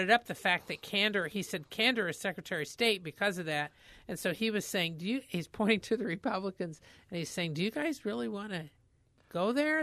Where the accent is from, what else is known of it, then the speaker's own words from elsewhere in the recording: Indiana, United States; now in Missouri, United States; I'm from Indiana